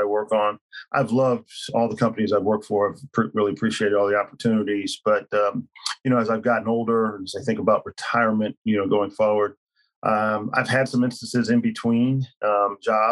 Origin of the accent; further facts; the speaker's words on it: Philadelphia, Pennsylvania, United States; moved away; I hail from Philadelphia